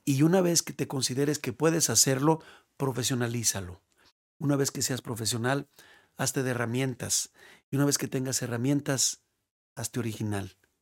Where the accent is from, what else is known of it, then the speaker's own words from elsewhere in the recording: Mexico; also born or lived in León / Guadalajara; para uno como mexicano